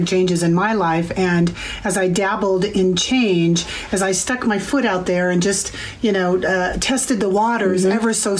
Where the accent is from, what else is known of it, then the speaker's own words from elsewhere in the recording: Bellevue, Washington, United States; Bellevue, Washington.